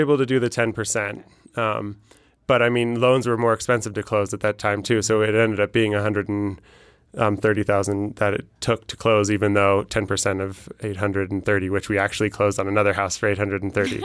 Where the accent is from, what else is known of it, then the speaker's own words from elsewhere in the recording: Denver, Colorado, United States; I'm from Denver